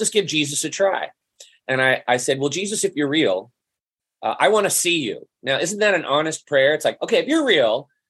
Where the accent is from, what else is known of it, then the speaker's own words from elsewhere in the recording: San Jose, California, United States; also born or lived in Cupertino, California; I grew up in West San Jose, Cupertino. I'm a native Californian